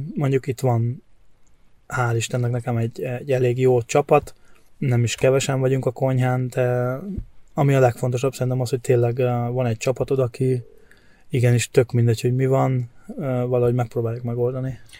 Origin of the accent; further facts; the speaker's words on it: Hungary; moved away as an adult; now in Germany; én nem tagadom meg, hogy magyar vagyok, attól függetlenül, hogy már elég régóta itt kint vagyok